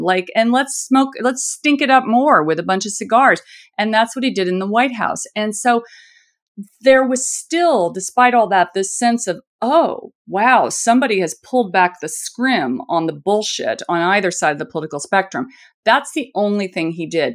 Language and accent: English; Indiana, United States; I'm from Indiana, so this is, this is how I talk